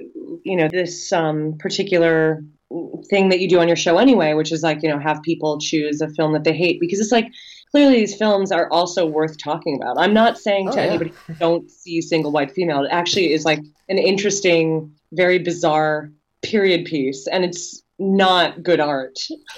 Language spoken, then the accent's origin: English; New York, United States; And as a New Yorker, you know, it's exciting to see movies that take place in New York